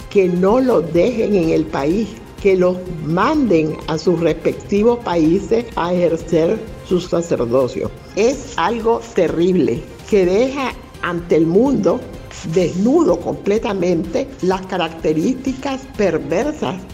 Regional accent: Nicaragua; Es que como nicaragüenses es vergüenza ajena.

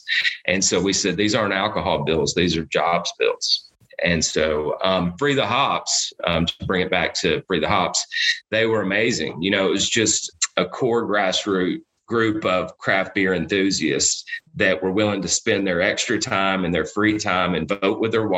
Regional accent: Alabama, United States; moved away as an adult; also born or lived in Colorado; So when Jason and I were growing up in Alabama

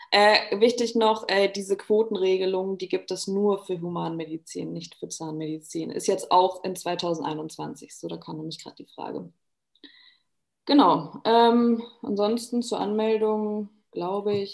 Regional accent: Germany; moved away as an adult; now in Vienna, Austria; ich bin aus Deutschland ähm, und bin jetzt extra nach Österreich gezogen

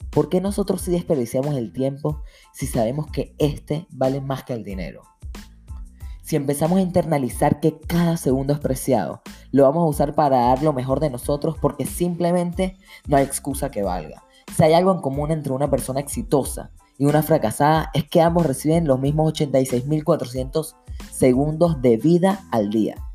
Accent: Venezuela; now in New York, United States; Yo soy de Venezuela y estoy en la universidad acá en Nueva York.

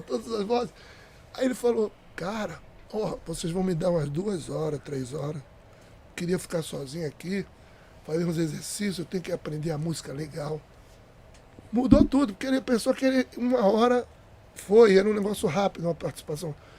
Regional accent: Pernambuco, Brazil; moved away; eu cantava frevo em Pernambuco, eu sou pernambucano

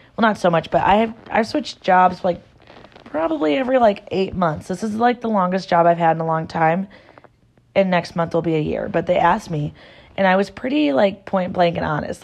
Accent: Garner, Iowa, United States; born and raised in Iowa. I'm from a really small town

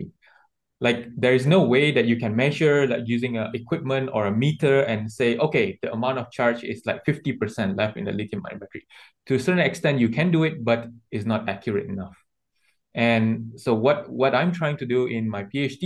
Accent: Malaysia; I grew up in Malaysia

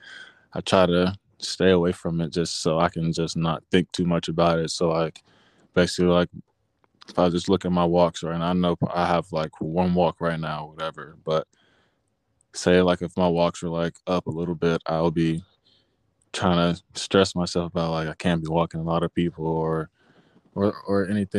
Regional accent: Atlanta, Georgia, United States; I'm from Atlanta, Georgia.

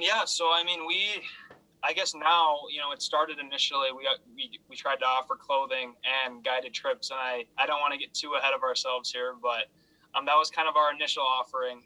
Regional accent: Hastings, Minnesota, United States; moved away as an adult; I'm from Hastings, Minnesota, about 20 minutes south of the Twin Cities.

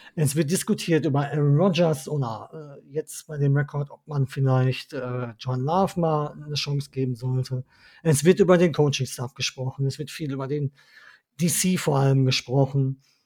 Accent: Ruhr area, North Rhine-Westphalia, Germany; Ich bin waschechter Ruhrgebietler und da bin ich auch stolz drauf

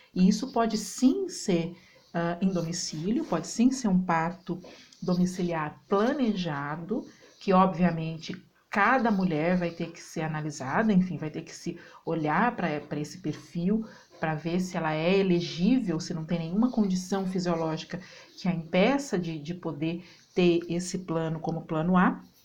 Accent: Campinas, São Paulo, Brazil; now in Alfenas, Brazil; Moro na cidade de Alfenas, sou campineira, morando aqui na cidade de Alfenas

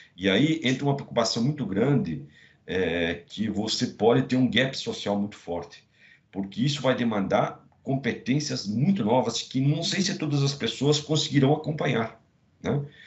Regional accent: Rio do Cedros, Santa Catarina, Brazil; now in São Paulo, Brazil; é um catarinense de uma pequena cidade no interior de Santa Catarina, chamada Rio de Serros, mas já sou paulistano, estou há 30 anos em São Paulo

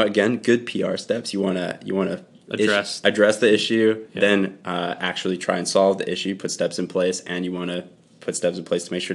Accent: Canada; We're Canadian.

